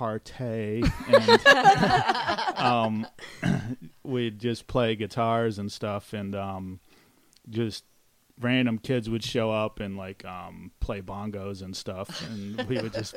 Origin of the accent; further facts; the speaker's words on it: California, United States; I'm from California.